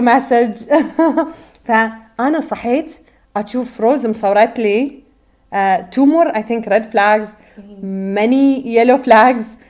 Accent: Bahrain; احنا من البحرين

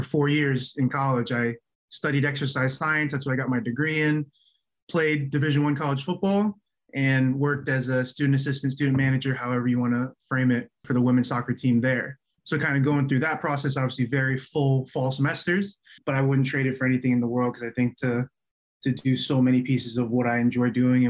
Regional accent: West Palm Beach, Florida, United States; first language Chinese; English is a second language; moved away as an adult; also born or lived in Indiana; now in Richmond, United States; I grew up in South Florida, West Palm Beach

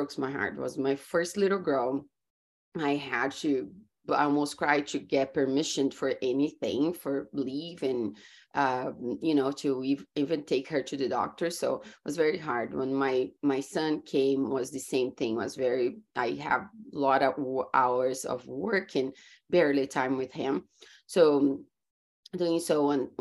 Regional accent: Brazil; English is a second language; moved away as an adult; also born or lived in California, United States; now in Florida, United States; I grew up in Brazil and I moved to US about 14 years ago.

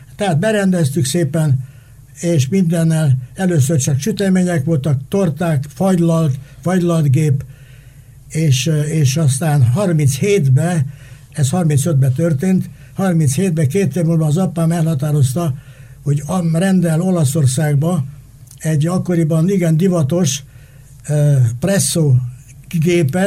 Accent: Hungary; én a Kossuth utcában születtem, szemben a Kossuth utca iskolával

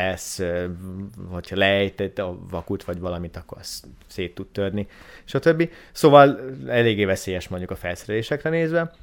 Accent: Hungary; moved away as an adult; also born or lived in Szeged; Én a Börzsönyben nőttem föl

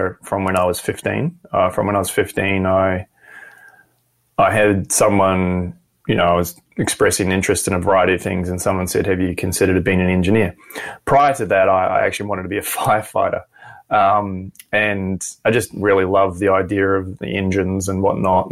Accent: New Zealand; moved away as an adult; now in Brisbane, Australia; Kiwi, born and raised in New Zealand and moved here when I was 25

